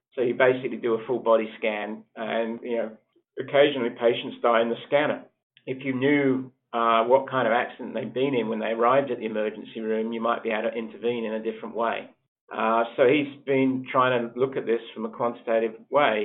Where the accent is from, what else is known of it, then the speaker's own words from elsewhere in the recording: Australia; moved away as an adult; also born or lived in United Kingdom / Sheffield, United Kingdom; I actually was born in the UK and I grew up in Australia